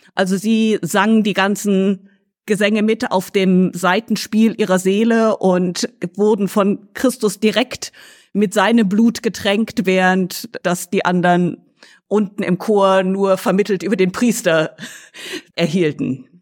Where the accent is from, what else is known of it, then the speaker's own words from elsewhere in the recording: Lüneburg, Lower Saxony, Germany; now in Oxford, United Kingdom; ursprünglich komme ich aus deutschen mittelalterlichen Städten, teilweise aufgewachsen in Lüneburg